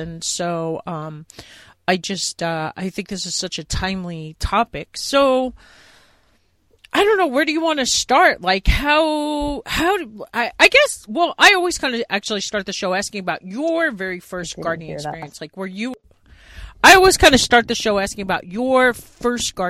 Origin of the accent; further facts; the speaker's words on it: Long Island, New York, United States; I am from Long Island originally